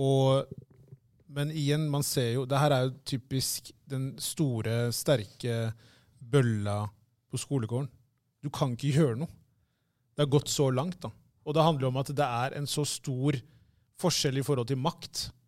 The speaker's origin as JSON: {"language": "Norwegian", "country": "Eritrea", "moved": "yes", "lives_now": "Norway", "said": "jeg er fra Eritrea"}